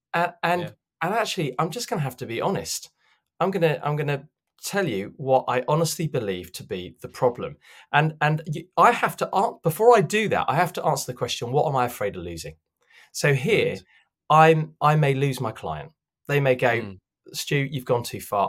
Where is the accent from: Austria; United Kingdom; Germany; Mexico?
United Kingdom; London; I grew up in in South London